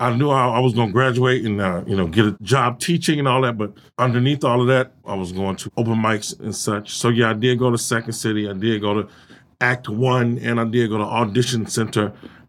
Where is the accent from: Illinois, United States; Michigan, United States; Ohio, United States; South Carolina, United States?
Illinois, United States; Chicago; born or raised there